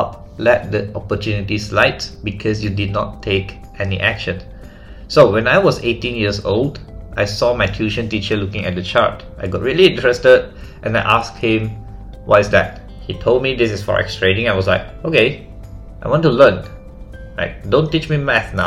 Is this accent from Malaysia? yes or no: yes; Malaysia; I am from Malaysia.